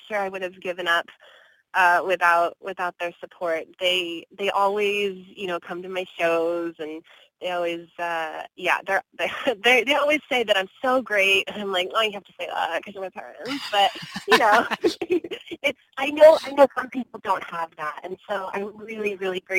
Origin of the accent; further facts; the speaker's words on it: Bakersfield, California, United States; now in Los Angeles, United States; I am a native Californian. I was born in Bakersfield, which is a couple hours north of L.A.